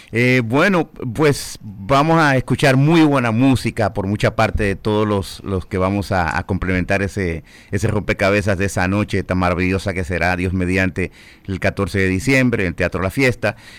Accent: Dominican Republic

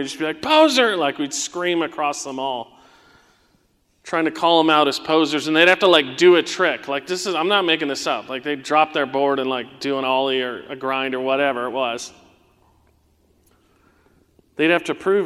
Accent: Southern California, United States; as a young teenager in the 90s, right, when I was growing up in Southern California

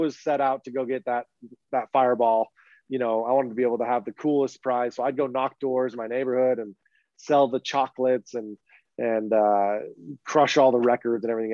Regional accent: Utah, United States; I grew up in Utah

